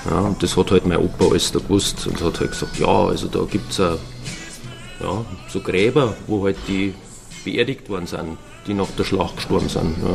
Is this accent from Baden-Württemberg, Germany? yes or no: no; Forstinning, Bavaria, Germany; also ich komme ja ursprünglich aus Forstinning, das ist ja im Landkreis Eversberg, also am nördlichen Rand.